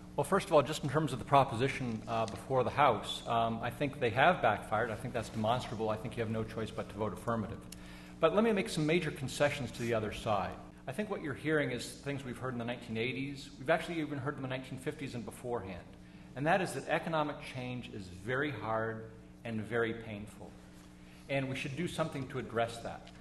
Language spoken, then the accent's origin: English; New Hampshire, United States; I'm from New Hampshire